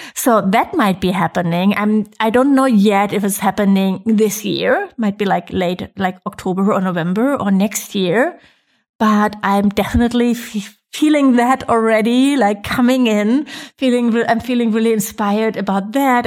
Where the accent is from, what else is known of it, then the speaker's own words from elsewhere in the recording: Germany; moved away as an adult; now in Mallorca, Spain; I'm from Germany